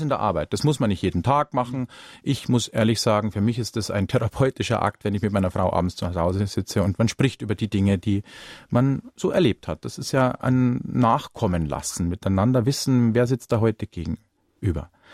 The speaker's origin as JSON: {"language": "German", "town": "Ingolstadt", "region": "Bavaria", "country": "Germany", "tie": "born or raised there", "said": "komme ich selbst gebürtig aus dem Industriestandort Ingolstadt nicht weit her"}